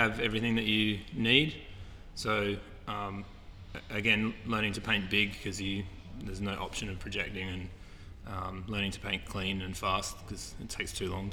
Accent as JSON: {"language": "English", "town": "Perth", "region": "Western Australia", "country": "Australia", "tie": "born or raised there", "also_born_or_lived": "Solomon Islands / Amsterdam", "said": "I'm from Perth, Western Australia. So my family travelled around a lot when I was a little kid. We lived in the Solomon Islands off Papua New Guinea, and we lived in Amsterdam, and ended up my teenage years and primary school years being in Perth, or late primary school."}